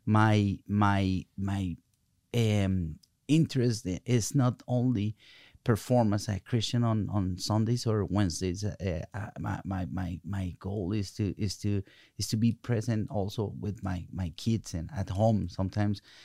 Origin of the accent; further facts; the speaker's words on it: Colombia; English is a second language; now in United States; I'm coming from Colombia, South America